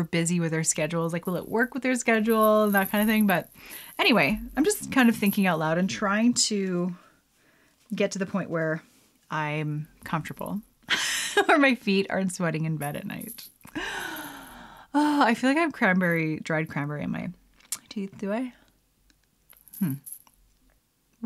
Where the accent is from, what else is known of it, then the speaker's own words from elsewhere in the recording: Canada; I'm Canadian